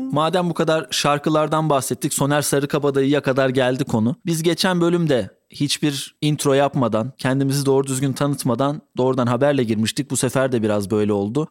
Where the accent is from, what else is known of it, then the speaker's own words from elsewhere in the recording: Black Sea Region, Turkey; Ben de Karadenizliyim